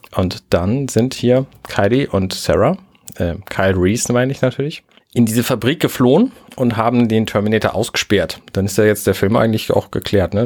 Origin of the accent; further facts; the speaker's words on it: Buxtehude, Lower Saxony, Germany; ich komme aus Buxtehude